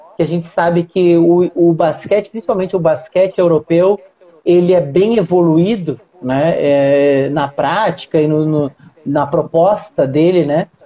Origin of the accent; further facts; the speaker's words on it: Rio Grande do Sul, Brazil; now in Rio de Janeiro, Brazil; Moro no Rio de Janeiro hoje, mas sou gaúcho e a minha cidade é fronteira, a, minha, a cidade onde eu nasci, né, e vivi muitos anos, é fronteira com a Argentina